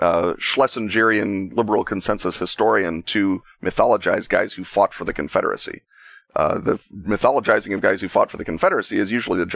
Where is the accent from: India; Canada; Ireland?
Ireland; given, you know, that I'm an Irishman and Irish will literally write a agonized ballad about losing a fist fight in the bar last week, much less everything the hated British have done to us since the time of Strongbow.